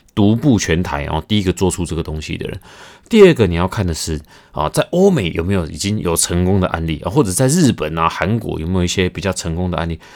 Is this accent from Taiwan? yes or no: yes; Taiwan; 我们台湾人